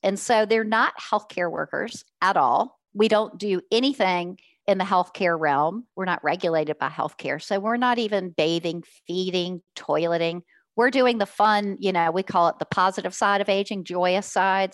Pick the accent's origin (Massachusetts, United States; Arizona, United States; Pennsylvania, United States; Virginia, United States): Virginia, United States; Richmond; I'm from Richmond, Virginia, born and raised in Richmond